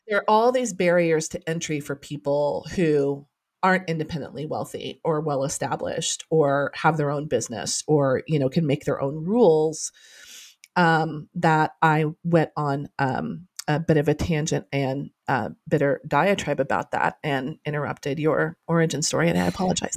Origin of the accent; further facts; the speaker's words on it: Norman, Oklahoma, United States; I'm a townie, like, I was born and raised in Norman